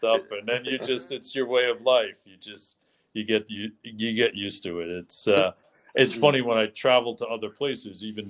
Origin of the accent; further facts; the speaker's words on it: New York City, New York, United States; I do consider myself very fortunate to have been born and raised here